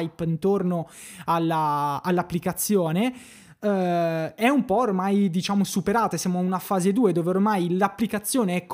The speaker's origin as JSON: {"language": "Italian", "area": "Brianza", "region": "Lombardy", "country": "Italy", "said": "Io sono Brianzoli, sì."}